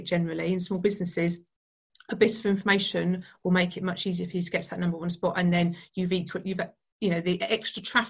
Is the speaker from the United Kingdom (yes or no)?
yes; United Kingdom; being British